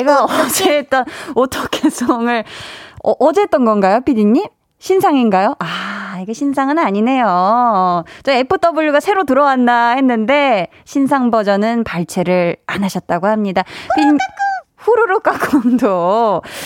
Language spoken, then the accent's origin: Korean; Seoul, South Korea; 저는 이제 서울 사람이고요. 서울 태생인데